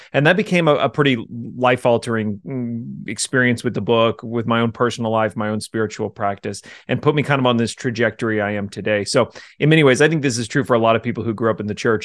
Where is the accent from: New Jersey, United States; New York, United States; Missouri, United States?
Missouri, United States; Jefferson City; also born or lived in Ozark, Missouri; I grew up in Jefferson City, the capital